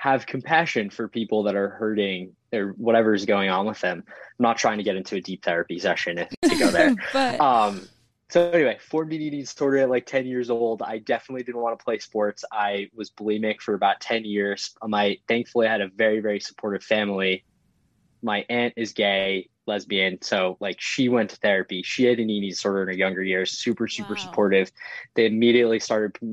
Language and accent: English; Yorktown Heights, New York, United States; I grew up in Westchester, which is super sports oriented community.